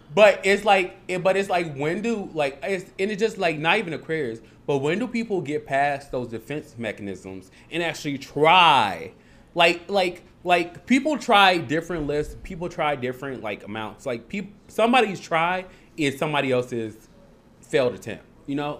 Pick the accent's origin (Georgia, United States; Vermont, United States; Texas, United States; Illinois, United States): Illinois, United States; Harvey; also born or lived in Logan Square, Chicago; I'm from Harvey, but I, then I moved